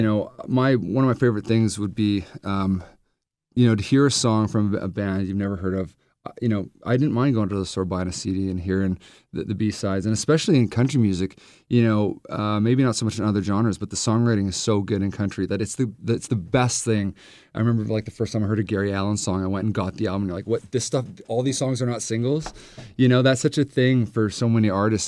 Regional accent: Vancouver, British Columbia, Canada; I'm from Vancouver

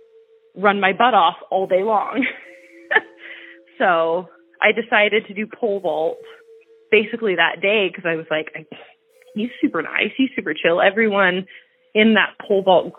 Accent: Ferndale, Washington, United States; also born or lived in Bellingham, Washington; I was actually born in Bellingham. And I was raised in Ferndale. So from basically the time that I was a baby until I was 15, I grew up in Ferndale

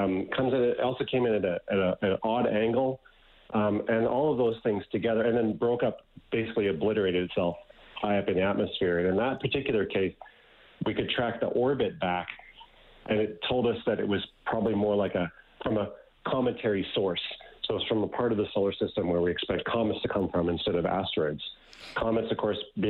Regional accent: Ottawa, Ontario, Canada; growing up in Ottawa

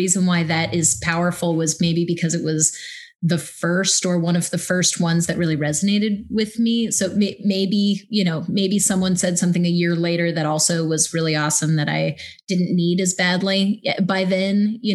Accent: Midwest, United States; I'm from the Midwest

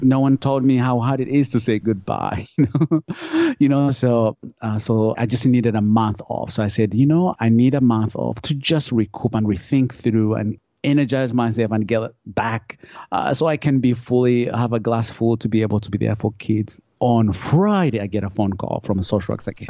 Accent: Uganda; moved away; I grew up, I grew up in Uganda.

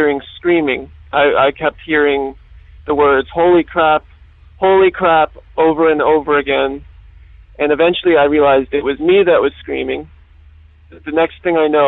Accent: Pennsylvania, United States; from Pennsylvania

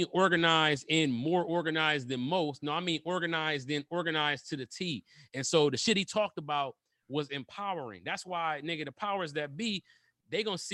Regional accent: Detroit, Michigan, United States; I'm from Detroit

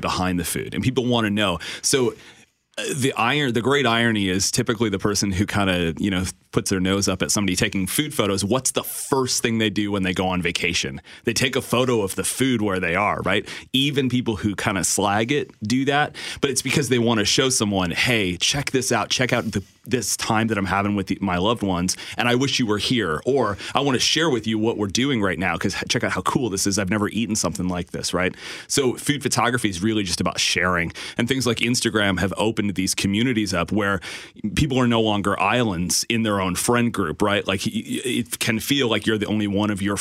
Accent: Moncton, New Brunswick, Canada; I am from Moncton, New Brunswick

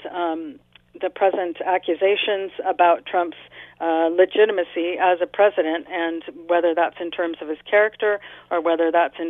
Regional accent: United States; moved away; I'm originally from the States

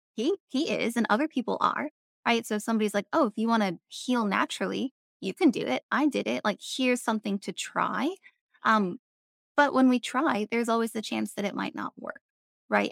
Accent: Avalon, California, United States; moved away as an adult; also born or lived in North Carolina; I grew up in California, um, I grew up on Catalina Island, which is a little island off the coast of Los Angeles

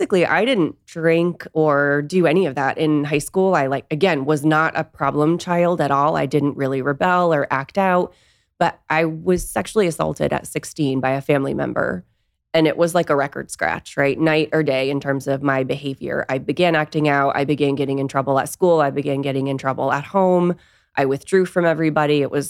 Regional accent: Nashua, New Hampshire, United States; Yeah, I grew up in Nashua, New Hampshire.

